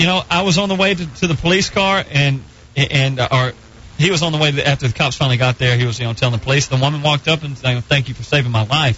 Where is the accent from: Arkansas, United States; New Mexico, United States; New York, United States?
Arkansas, United States; This was in Arkansas, in my hometown.